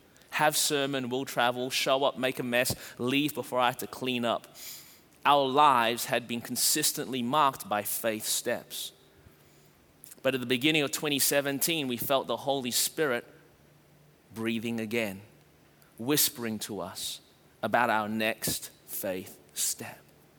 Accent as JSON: {"language": "English", "town": "Melbourne", "region": "Victoria", "country": "Australia", "moved": "yes", "lives_now": "Anderson, United States", "said": "We moved from Melbourne, Australia to Anderson, South Carolina, and immediately we felt the fear wash over us as we landed and started trying to make a life, and it was challenging."}